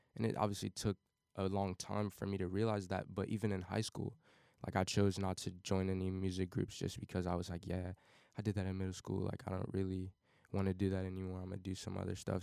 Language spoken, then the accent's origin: English; Cincinnati, Ohio, United States; born or raised there; also born or lived in Wyoming, Ohio